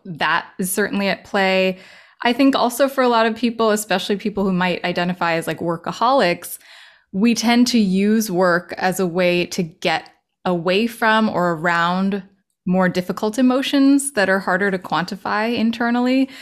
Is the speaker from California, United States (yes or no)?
yes; Los Angeles, California, United States; moved away as an adult; also born or lived in New York City; recently moved back to L A, my hometown